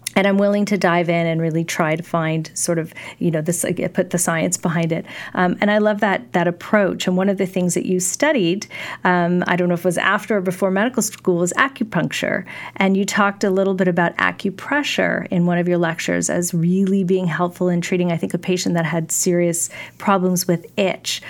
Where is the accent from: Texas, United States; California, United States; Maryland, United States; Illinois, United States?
California, United States; I grew up in California